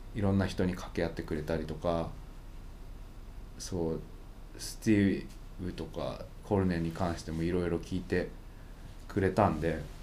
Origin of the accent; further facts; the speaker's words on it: Japan; 日本から来たんです